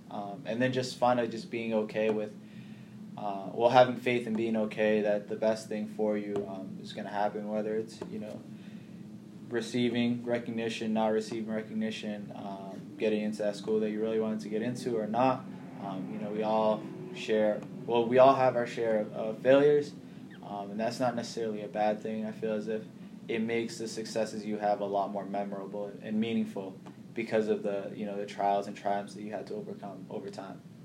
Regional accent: Boston, Massachusetts, United States; also born or lived in Kenya / Somalia / Nashville / Portland, Maine; grew up in Boston. Went through Boston public schools from, you know, elementary school all up until graduation, high school

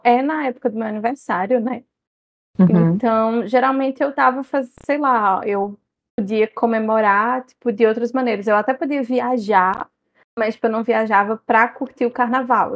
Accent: Campina Grande, Paraíba, Brazil; sou de Campina Grande, São João pisa no carnaval

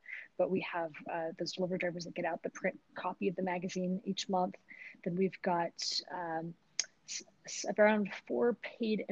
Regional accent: Utah, United States; growing up in Utah, it was a very different place than where it was today.

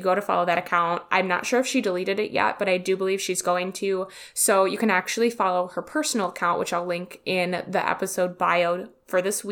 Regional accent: Wisconsin, United States; accent: Wisconsin; I'm from Wisconsin and I have such a disgusting Wisconsin accent.

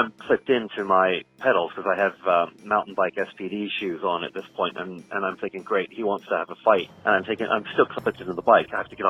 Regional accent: Brampton, Ontario, Canada; also born or lived in Ottawa / United Kingdom; now in Miami, United States; I'm originally from Brampton in Canada, but I call Ottawa home more than Brampton. Lived in the UK for the last 15 years, now just recently moved back to Miami.

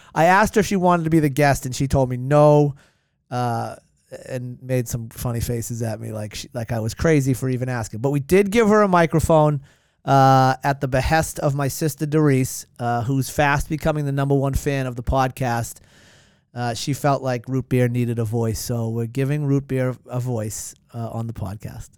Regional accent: Hanover, Massachusetts, United States; moved away as an adult; now in Duxbury, United States; My hometown's Hanover

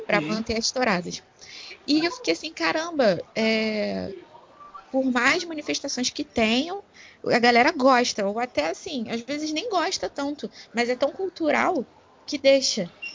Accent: Rio de Janeiro, Brazil; eu como carioca

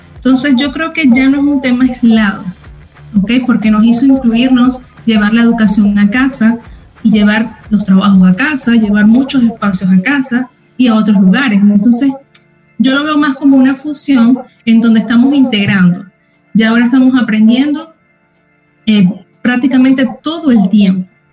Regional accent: Venezuela; moved away as an adult; now in United States; yo soy venezolana, orgullosamente venezolana

